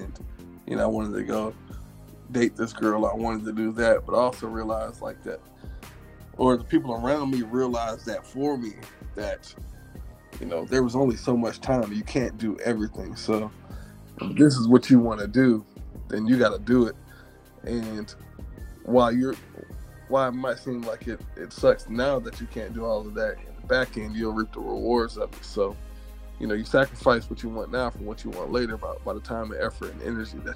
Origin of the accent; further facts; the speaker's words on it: Virginia Beach, Virginia, United States; also born or lived in Hampton, Virginia; I'm going from Virginia Beach